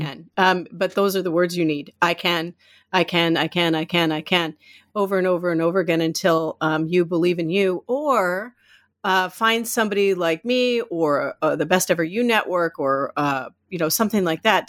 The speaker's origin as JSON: {"language": "English", "region": "Iowa", "country": "United States", "tie": "born or raised there", "also_born_or_lived": "Minneapolis, Minnesota / California", "moved": "as an adult", "lives_now": "Maine, United States", "said": "raised in Iowa"}